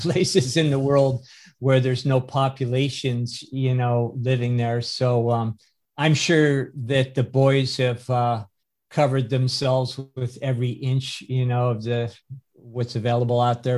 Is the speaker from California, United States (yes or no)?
yes; California, United States; I was born in the Republic of California, which makes me a citizen of California